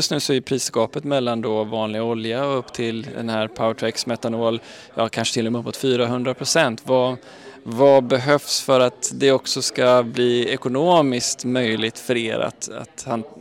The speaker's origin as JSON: {"language": "Swedish", "town": "Gothenburg", "region": "Västra Götaland", "country": "Sweden", "tie": "born or raised there", "said": "Jag är så himla stolt att det händer i min hemstad och i mitt hemland."}